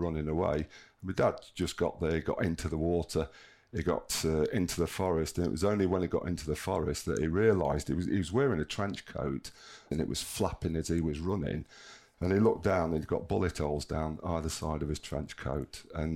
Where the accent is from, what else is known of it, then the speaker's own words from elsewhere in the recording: Sutton-in-Ashfield, East Midlands, United Kingdom; also born or lived in Mansfield; I was born in Mansfield, brought up in Sutton in Ashfield